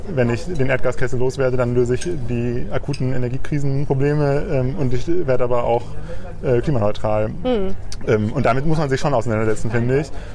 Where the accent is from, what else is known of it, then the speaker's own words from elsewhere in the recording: Leopoldshöhe, North Rhine-Westphalia, Germany; also born or lived in Bielefeld; now in Bremen, Germany; in dem kleinen Dorf oder Ort, in dem ich aufgewachsen bin